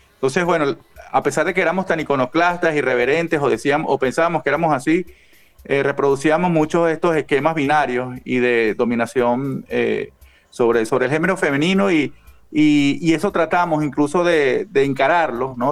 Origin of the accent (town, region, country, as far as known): Venezuela